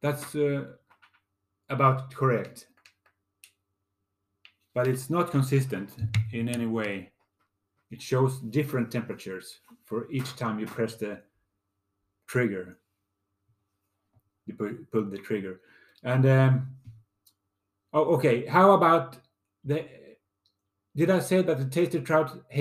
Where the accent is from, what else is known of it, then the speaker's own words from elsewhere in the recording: Lund, Skåne, Sweden; my hometown of Lund, Scania, Sweden